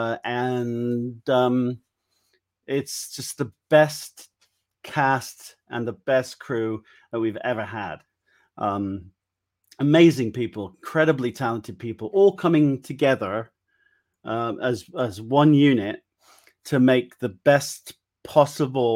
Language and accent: English; Wiltshire, South West England, United Kingdom; where are you from? And I'm like, Wiltshire